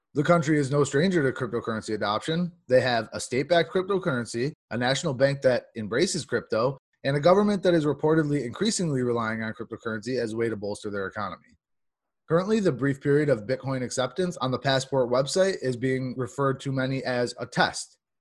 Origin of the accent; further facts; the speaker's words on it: New York, United States; my home state, New York